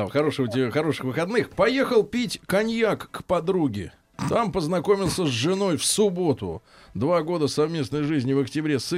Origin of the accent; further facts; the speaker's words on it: Moscow Oblast, Russia; Она из Астрахани, я из Подмосковья.